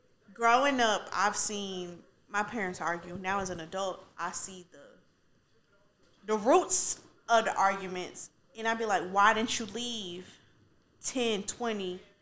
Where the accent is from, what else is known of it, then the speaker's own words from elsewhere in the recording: Aguascalientes, Mexico; Ooh, ooh, let me say it correctly. Aguascalientes, Mexico.